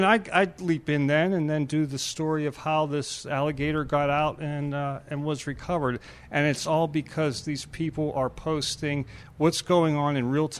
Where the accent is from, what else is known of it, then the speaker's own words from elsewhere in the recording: Pittsburgh, Pennsylvania, United States; Born and raised in Mount Washington and an East End resident now for about a quarter of a century.